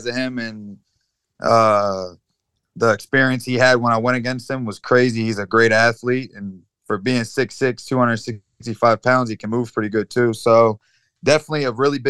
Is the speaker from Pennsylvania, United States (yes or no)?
no; Baltimore, Maryland, United States; also born or lived in Findlay, Ohio; I'm from Baltimore, Maryland